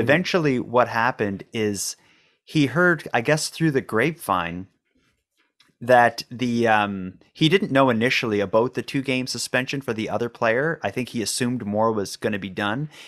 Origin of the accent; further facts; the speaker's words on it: Cape Breton, Nova Scotia, Canada; we're both from Cape Breton